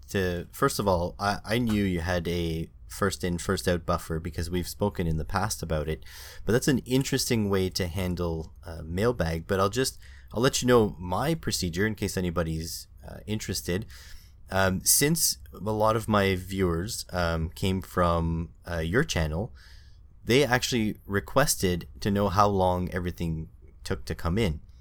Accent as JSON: {"language": "English", "country": "Canada", "said": "being Canadian"}